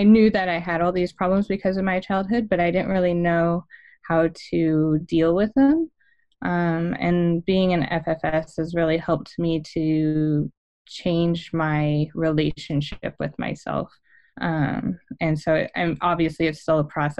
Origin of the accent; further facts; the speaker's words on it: California, United States; now in Arizona, United States; I grew up in California, and I'm currently living in the deserts of Arizona